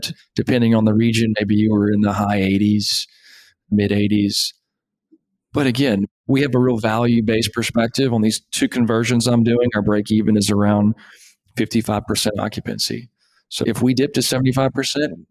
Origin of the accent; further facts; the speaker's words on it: Shreveport, Louisiana, United States; That puts us up maybe to Shreveport, where I'm from